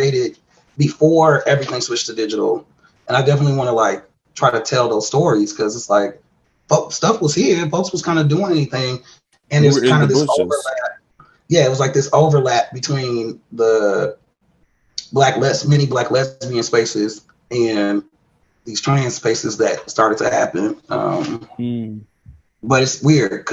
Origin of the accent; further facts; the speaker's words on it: Milwaukee, Wisconsin, United States; I'm from Milwaukee, Wisconsin